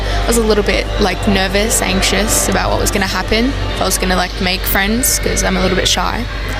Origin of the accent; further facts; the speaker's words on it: Caboolture, Queensland, Australia; I'm from Caboolture, Queensland. Coming all the way from Queensland, not knowing anyone down here